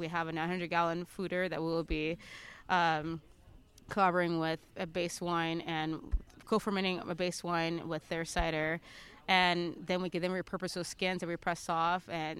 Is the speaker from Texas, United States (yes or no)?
no; Central Valley, California, United States; moved away as an adult; now in Vermont, United States; I'm from California. I'm from the Central Valley, California.